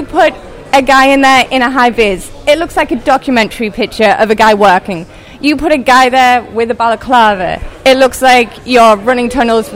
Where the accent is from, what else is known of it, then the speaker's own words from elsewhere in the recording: England, United Kingdom; moved away as an adult; now in Brooklyn, United States; I was born in England.